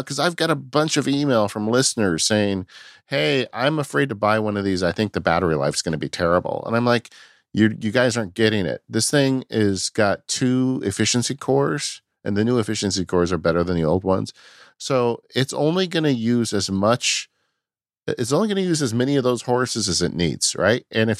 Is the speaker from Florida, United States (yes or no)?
no; California, United States; I'm from California